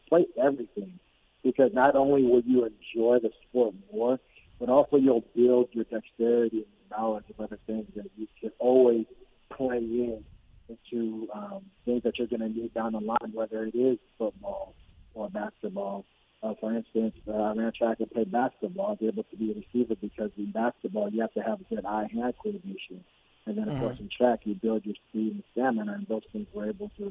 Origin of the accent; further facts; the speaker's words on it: Nigeria; moved away; also born or lived in California; growing up in Nigeria and coming over to California